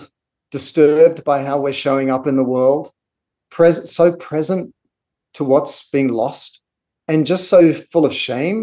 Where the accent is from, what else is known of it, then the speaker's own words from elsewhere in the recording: Australia; moved away; growing up in Australia with Aboriginal cultures